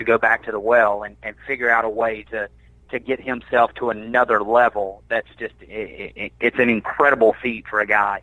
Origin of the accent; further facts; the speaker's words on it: Georgia, United States; moved away; also born or lived in Birmingham, Alabama; I'm from Georgia, so I know about these places, but I moved away right before everything was kind of built